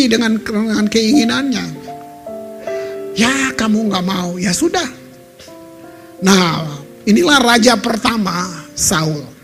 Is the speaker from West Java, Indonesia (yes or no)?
no; Ambon, Maluku, Indonesia; Jadi kota saya itu hancur saudara. Hancur dari 99 sampai 2005 dibantai habis. Kalau saudara tahun-tahun itu tahun 2000 aja saudara ke Ambon, maka saudara akan lihat Ambon seperti ya saya yang bilang kota yang ditinggalkan.